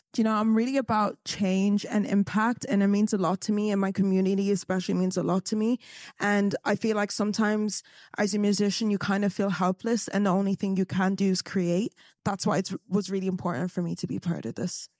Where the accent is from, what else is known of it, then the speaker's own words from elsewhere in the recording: Galway, Connacht, Ireland; I'm from Galway, little, little town on the west side